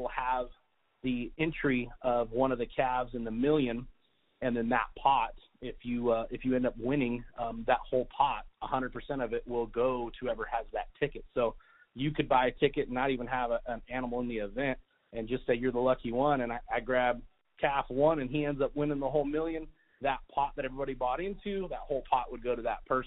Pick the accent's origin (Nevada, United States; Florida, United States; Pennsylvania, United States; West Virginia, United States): Nevada, United States; Las Vegas; also born or lived in Mount Charleston, Nevada / Indian Springs, Nevada; I grew up in Las Vegas